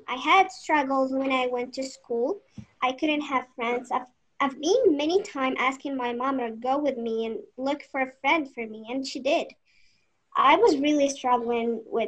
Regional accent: Morocco; I'm 19 and I'm from Morocco

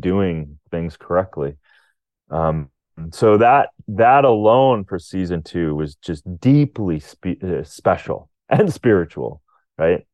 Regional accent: Rochester, Minnesota, United States; I was Born in Rochester, Minnesota, but not at that hospital, but very close to it

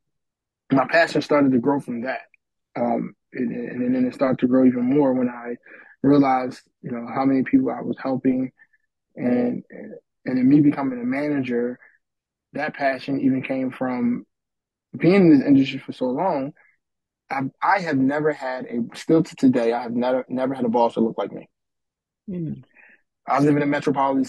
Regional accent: Philadelphia, Pennsylvania, United States; growing up in North Philadelphia, there was no banks in the hood.

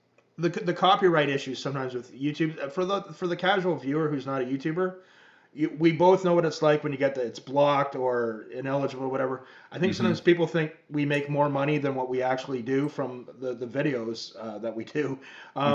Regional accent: Canada; I'm from Canada.

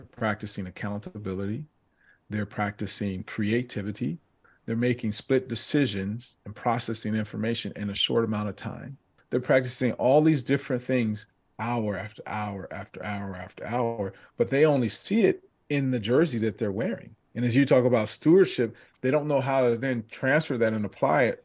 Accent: Southern California, United States; growing up in Southern California, and we grew up in the area where we played out in the streets

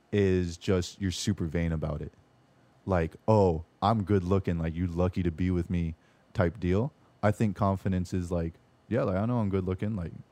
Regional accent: Orlando, Florida, United States; I'm from Orlando.

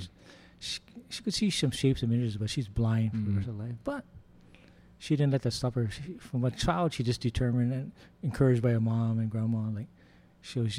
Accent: Honolulu, Hawaii, United States; me and this other guy, like, we're from Honolulu.

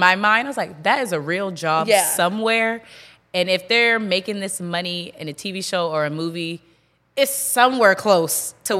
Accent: Charleston, South Carolina, United States; moved away as an adult; also born or lived in Rock Hill, South Carolina; now in Charlotte, United States; I'm from Charleston, South Carolina. I went to school in Rock Hill with you at Winthrop University.

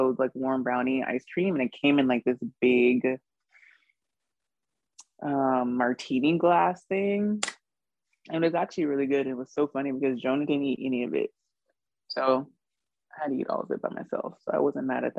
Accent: Charleston, South Carolina, United States; I grew up in West Ashley

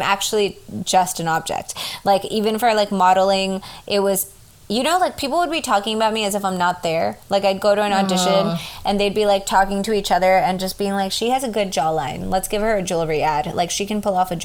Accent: United States; as an American

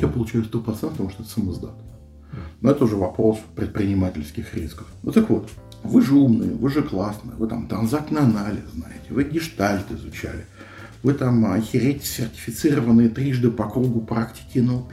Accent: Moscow, Russia; Я москвич

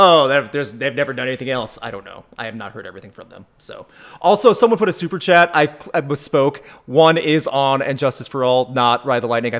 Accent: United States; We're American.

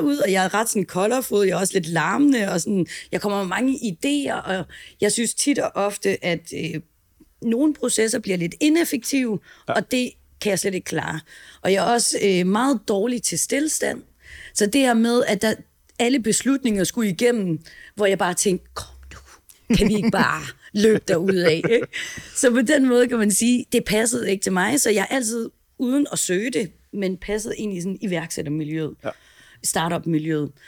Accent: Herning, Central Denmark Region, Denmark; moved away as an adult; now in Copenhagen, Denmark; jeg er opvokset i Herning

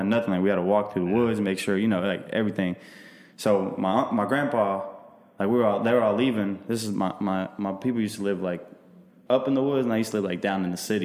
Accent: Kosovo; now in United States; So I'm Albanian, but I'm from Kosovo.

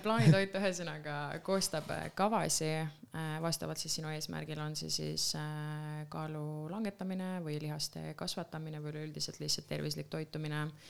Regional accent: Lääne-Viru County, Estonia; tulen Lääne-Virumaalt

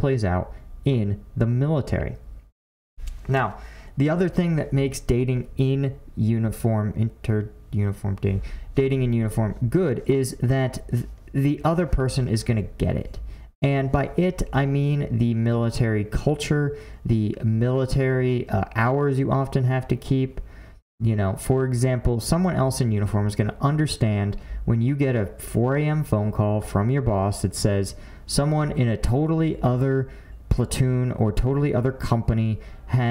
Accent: Philadelphia, Pennsylvania, United States; I'm from Philly.

